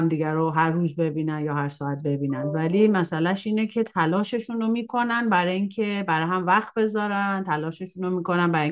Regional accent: Iran; now in Canada; خب میدونی که ما مهاجرت کردیم از ایران اومدیم کانادا

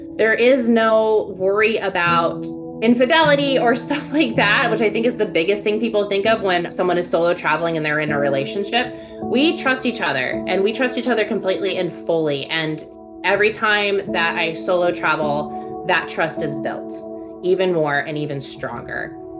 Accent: Virginia, United States; moved away as an adult; also born or lived in Texas; now in Austin, United States; while I was born in Texas, I grew up in Virginia.

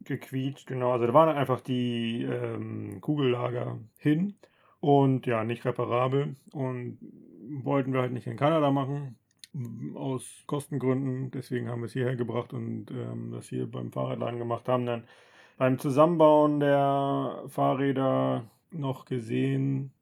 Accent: Germany; als Deutscher

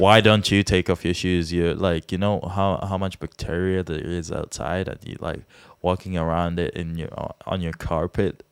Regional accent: Czechia; we're from the Czech Republic

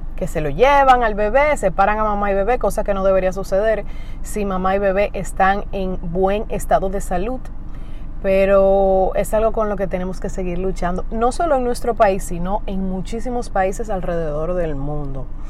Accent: Dominican Republic; aquí en mi país, República Dominicana

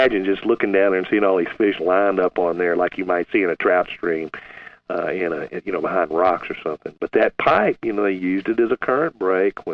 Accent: Galveston, Texas, United States; I grew up near Galveston, where we had deep channels, shallow bays

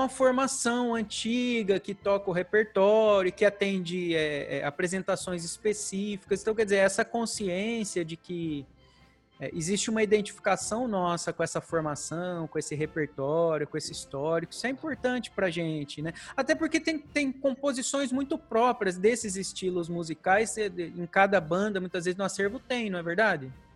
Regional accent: Presidente Prudente, São Paulo, Brazil; now in Salto, Brazil; eu não sou daqui, né? Eu sou de Presidente Prudente, já um, bastante Sim. longe daqui, né? mais para o interior

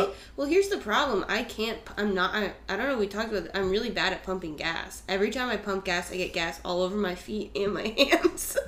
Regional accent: Vermont, United States; I'm from Vermont.

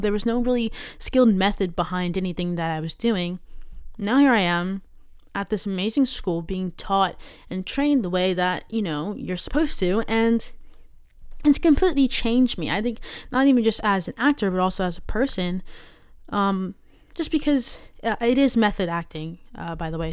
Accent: Maryland, United States; I'm from Maryland.

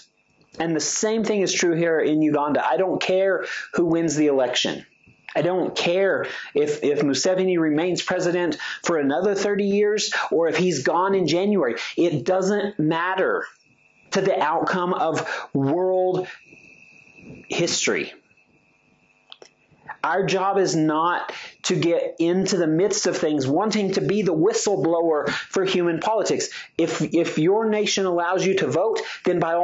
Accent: United States; I'm speaking as an American

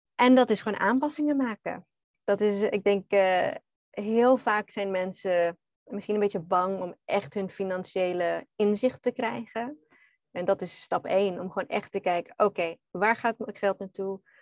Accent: Australia; Dutch is a second language; moved away as an adult; also born or lived in Netherlands; now in Bali, Indonesia; Nederlands is niet mijn eerste taal. Ik ben eigenlijk Australisch

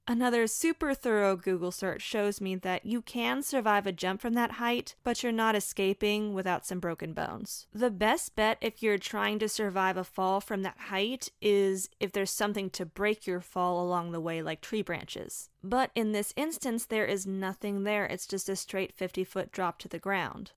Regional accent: Florida, United States; moved away; I'm originally from Florida

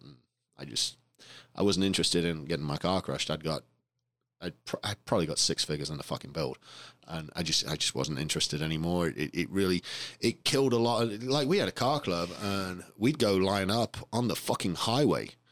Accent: England, United Kingdom; moved away; I grew up in England

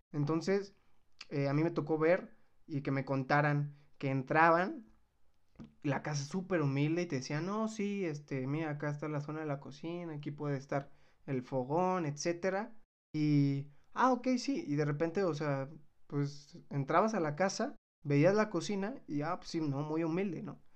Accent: Mexico

